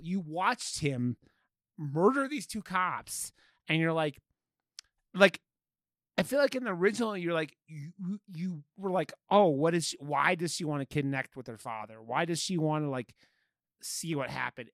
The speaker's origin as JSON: {"language": "English", "region": "Ohio", "country": "United States", "tie": "born or raised there", "said": "I grew up in Ohio"}